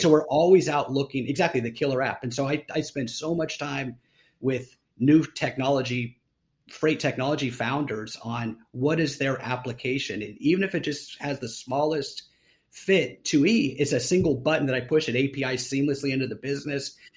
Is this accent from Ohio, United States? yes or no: yes; Columbus, Ohio, United States; moved away as an adult; also born or lived in Los Angeles, California; now in Austin, United States; I was born and raised in Columbus, Ohio